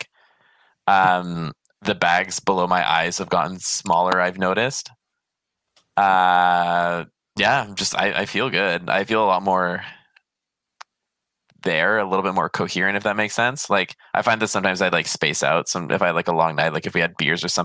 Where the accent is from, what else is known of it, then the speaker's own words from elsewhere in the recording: British Columbia, Canada; I grew up in BC.